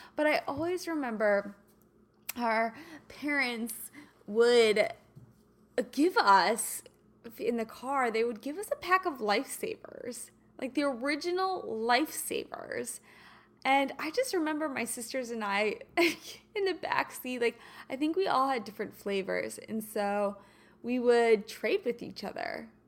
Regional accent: Kansas City, United States; moved away; also born or lived in St. Louis / Los Angeles area; I'm a Kansas girl. You know this. I was born and raised in Kansas City

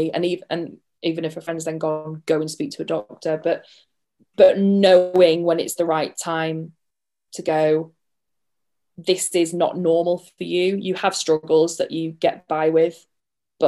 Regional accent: United Kingdom; we're too British

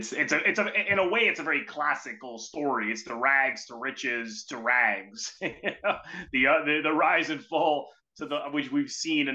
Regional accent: Canada; unless you're from, you know, Saskatchewan or other parts of Canada where they have a really distinctive accent, I mean, most people hear our voices, they think we're American, right?

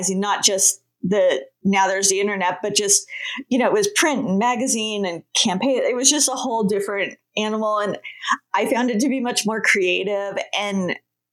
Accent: California, United States; I grew up in California by the beach

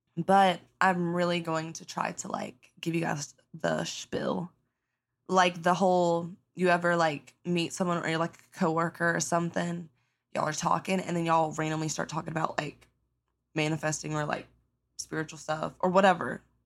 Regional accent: the South, United States; I grew up in the South, you know, good old South

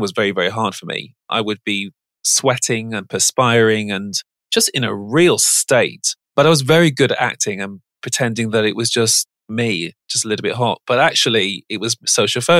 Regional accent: Birmingham, West Midlands, United Kingdom; I'm from Birmingham, which is the second city of England.

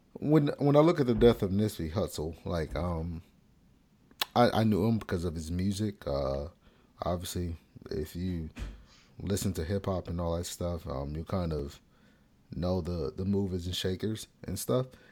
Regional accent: United States; as an American

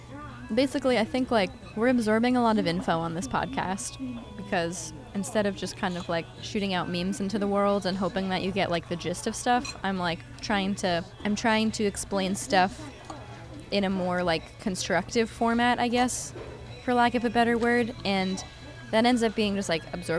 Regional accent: Maine, United States; I'm from Maine

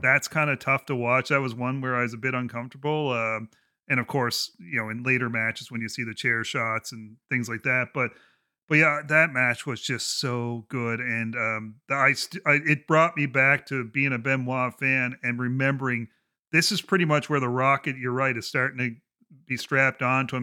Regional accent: Canada; being a Canadian

